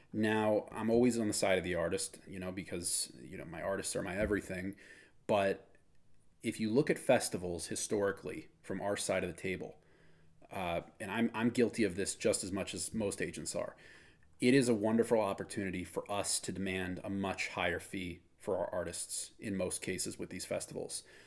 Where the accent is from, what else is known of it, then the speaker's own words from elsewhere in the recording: Wisconsin, United States; moved away; I'm from Wisconsin originally